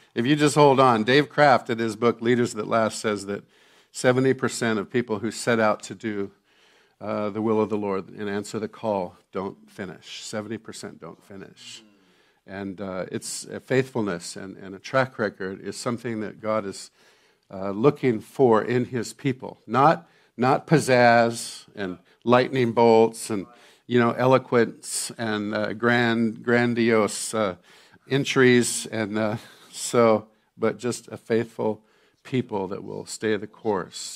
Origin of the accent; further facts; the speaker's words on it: Santa Barbara, California, United States; I grew up in Santa Barbara, California, at the beach